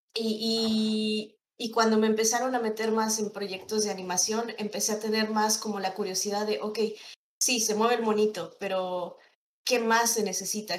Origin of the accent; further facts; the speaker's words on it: State of Mexico, Mexico; moved away as an adult; also born or lived in Monterrey; yo soy del Estado de México, pero pues eh, por temas de trabajo me moví a Monterrey